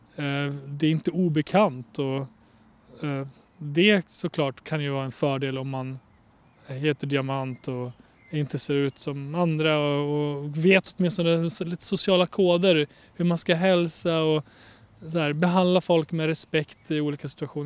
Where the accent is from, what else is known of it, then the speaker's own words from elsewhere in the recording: Borlänge, Dalarna County, Sweden; also born or lived in Kosovo; jag är från Bålänge, vuxit upp i Bålänge